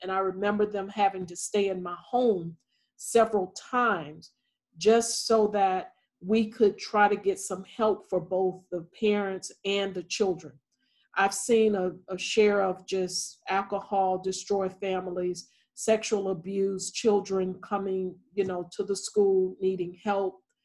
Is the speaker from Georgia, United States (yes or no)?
yes; Thomasville, Georgia, United States; moved away; I am from Thomasville, Georgia, and Thomasville, Georgia is about 22 miles from the Florida state line. And so, growing up in a small town